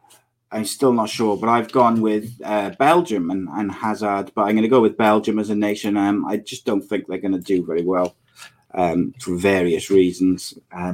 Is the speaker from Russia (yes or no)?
no; Welsh, Wales, United Kingdom; I'm Welsh